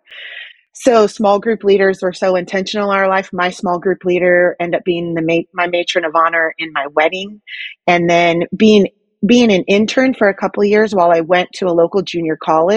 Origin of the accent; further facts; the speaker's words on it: Hayward, California, United States; also born or lived in Manteca, California; We moved in middle school to a safer city after I grew up in Hayward, California, after we had a drive-by shooting on our street